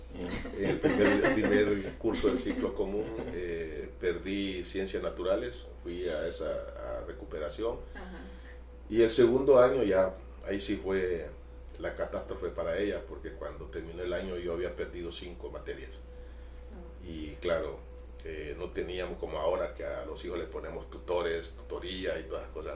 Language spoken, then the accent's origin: Spanish; Amapala, Valle, Honduras; mi infancia en Amapala